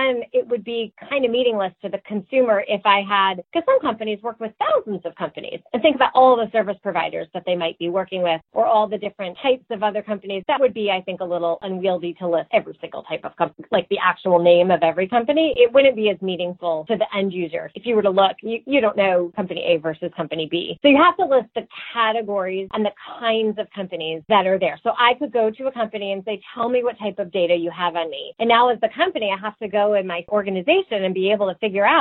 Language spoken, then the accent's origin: English; Connecticut, United States; growing up in Connecticut